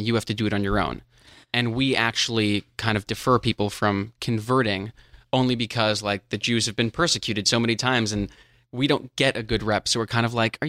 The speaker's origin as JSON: {"language": "English", "town": "New York City", "region": "New York", "country": "United States", "moved": "yes", "lives_now": "Los Angeles, United States", "said": "I'm from Brooklyn."}